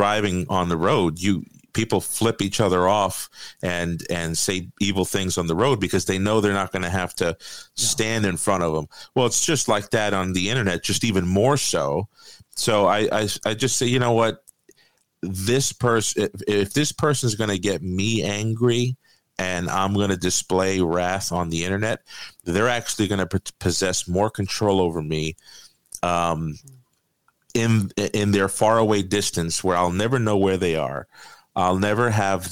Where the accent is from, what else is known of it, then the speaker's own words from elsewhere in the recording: Miami Beach, Florida, United States; I'm from Miami Beach, so I was actually from a pretty rough area